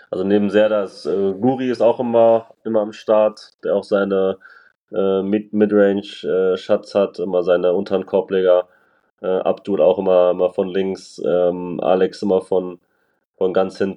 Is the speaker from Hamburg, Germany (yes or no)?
no; Frankfurt, Hesse, Germany